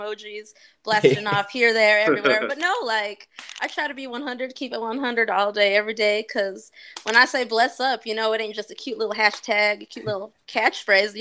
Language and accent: English; Albuquerque, New Mexico, United States; moved away as an adult; now in Davenport, United States; Born and raised in the Land of Enchantment, Breaking Bad area